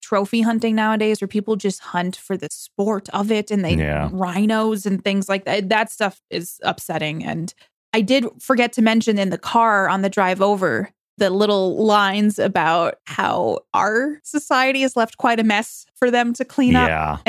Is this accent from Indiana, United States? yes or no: no; New York, United States; I'm from New York